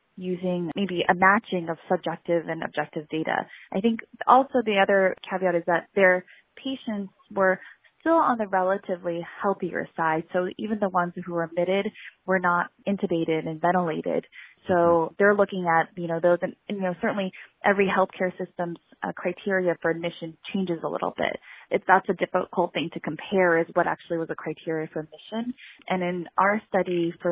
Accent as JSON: {"language": "English", "region": "Southern California", "country": "United States", "tie": "born or raised there", "said": "I grew up in Southern California"}